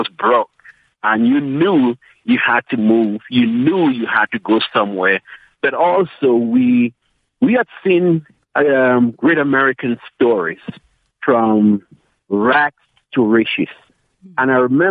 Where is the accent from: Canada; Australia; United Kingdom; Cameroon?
Cameroon; moved away as an adult; also born or lived in Maryland, United States; now in South Africa; I was born in Cameroon. I grew up there in a little town, in basically a little village.